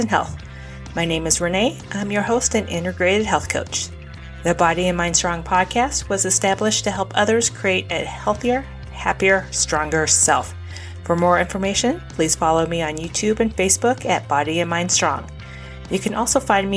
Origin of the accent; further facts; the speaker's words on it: Phoenix, Arizona, United States; my hometown, the Valley of the Sun